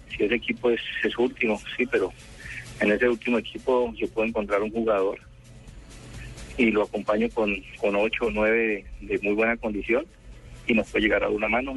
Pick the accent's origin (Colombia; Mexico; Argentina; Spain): Colombia; nosotros como colombianos